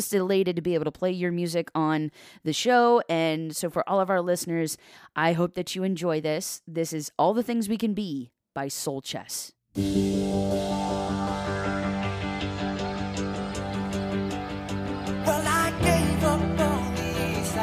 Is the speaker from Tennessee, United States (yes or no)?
no; Columbus, Ohio, United States; I'm from, like, the Columbus area